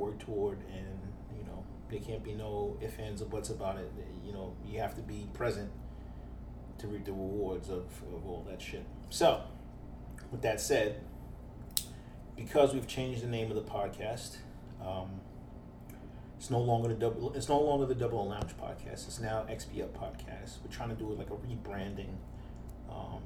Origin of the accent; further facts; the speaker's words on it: New York, United States; we're from New York